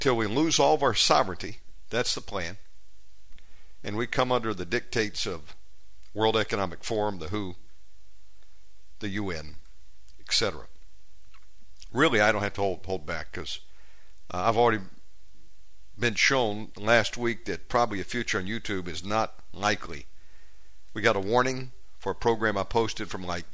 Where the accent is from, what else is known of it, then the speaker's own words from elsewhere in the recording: United States; moved away as an adult; now in Indonesia; my home country of America